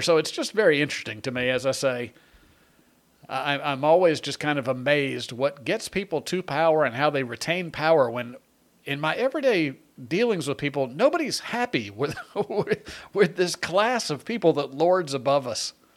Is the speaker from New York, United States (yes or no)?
yes; Long Island, New York, United States; I was born in, uh, on Long Island